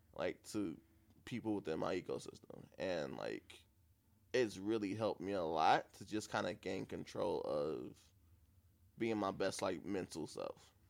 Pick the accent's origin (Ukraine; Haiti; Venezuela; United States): United States; Beaconsfield off the Mack, Michigan; the place where I grew up at over on Beaconsfield off the Mac.